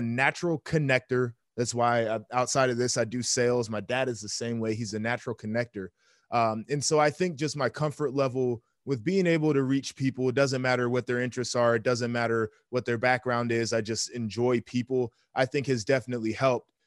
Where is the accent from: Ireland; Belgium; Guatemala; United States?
United States; Midwest; I grew up here in the Midwest.